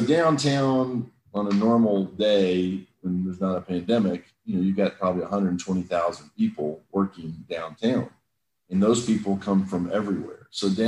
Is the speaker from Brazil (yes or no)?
yes; Brazil; also born or lived in England; I grew up some in England. I grew up some in Brazil. A good bit of my childhood in Brazil.